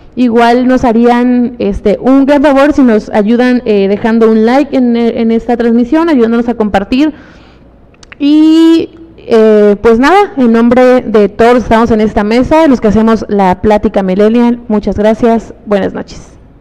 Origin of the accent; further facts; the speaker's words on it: Mexico; me siento feliz de haber nacido en mi país